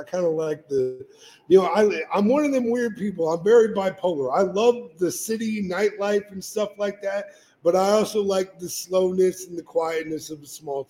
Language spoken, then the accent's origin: English; Iowa, United States; also born or lived in South Dakota; now in Grants, United States; I grew up in the Midwest. I actually grew up in Iowa. I'm an Iowa boy, corn fed